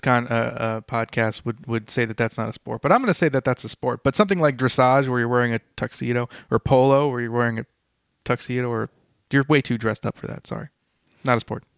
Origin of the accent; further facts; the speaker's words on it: United States; I'm an American, but stereotype American